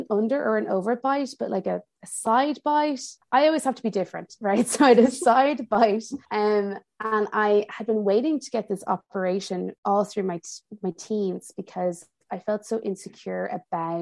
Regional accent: Ireland; moved away as an adult; also born or lived in United States / Milan, Italy; now in Paris, France; I grew up in Ireland

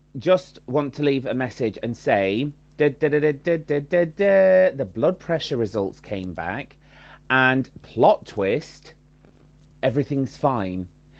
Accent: Morecambe, North West England, United Kingdom; spending 10 years of my formative years growing up in Morecambe, Morecambe.

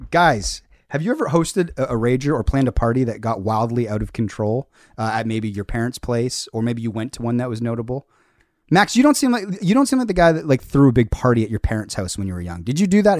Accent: Hamilton, Ontario, Canada; being myself as a Canadian and in a foreign land

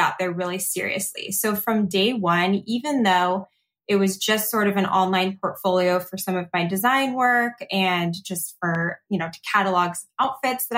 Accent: Scottsdale, Arizona, United States; I grew up in Scottsdale, Arizona

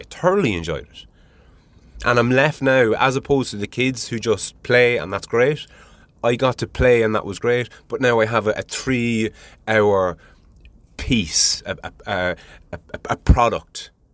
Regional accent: Ireland; I'm Irish

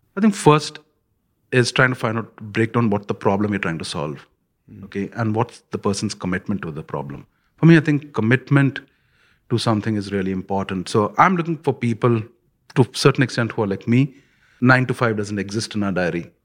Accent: India; when I grew up in India

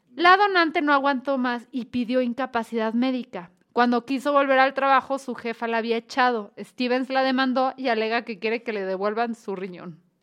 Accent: Guadalajara, Jalisco, Mexico; somos de Guadalajara también

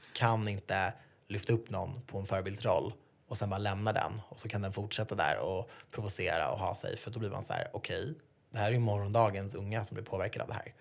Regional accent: Sweden; jag är född i Sverige och haft det bra.

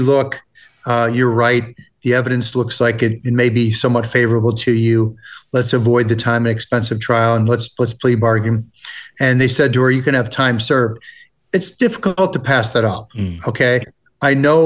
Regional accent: United States; accent: American; my horrible American accent.

